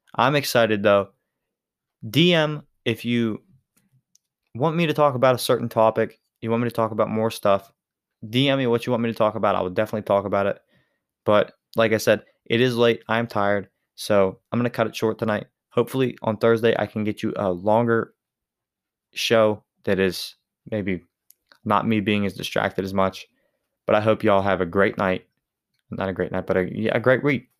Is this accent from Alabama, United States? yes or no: no; Western Pennsylvania, United States; I'm from Western Pennsylvania